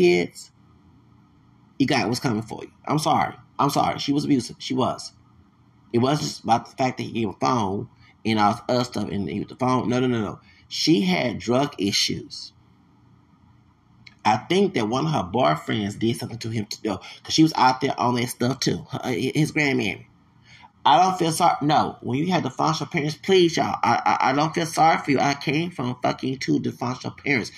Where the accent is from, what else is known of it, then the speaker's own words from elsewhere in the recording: Texas, United States; I'm from Texas